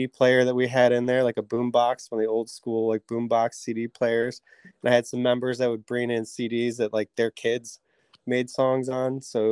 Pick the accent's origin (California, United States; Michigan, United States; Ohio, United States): Ohio, United States; Wellington; also born or lived in Edinboro, Pennsylvania; I grew up here in Wellington my whole life. I went to Wellington High School